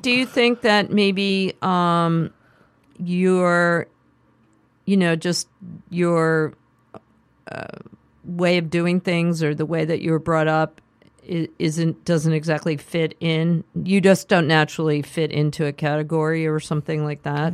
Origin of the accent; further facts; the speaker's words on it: Philadelphia, Pennsylvania, United States; also born or lived in Manhattan, New York; we moved to the suburbs